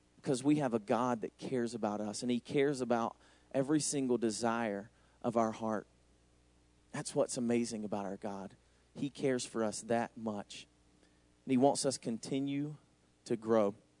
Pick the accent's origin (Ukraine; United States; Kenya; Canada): United States; the middle of Georgia; moved away as an adult; now in Racine, United States; As you can tell by my accent, I'm not from here. I'm from Racine. I'm just not from Racine. I'm from Georgia, actually. So me and Noel took a big move all the way from Georgia, the middle of Georgia, all the way up to Wisconsin